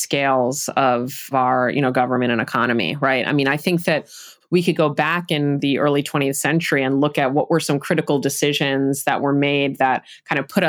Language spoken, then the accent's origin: English; New York City, New York, United States; now in Providence, United States; I grew up in New York City